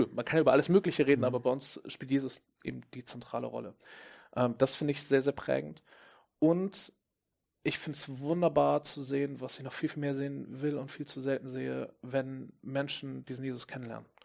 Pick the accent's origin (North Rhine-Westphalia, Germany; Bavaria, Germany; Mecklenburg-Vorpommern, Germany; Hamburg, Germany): Hamburg, Germany; Ich komme ja aus Hamburg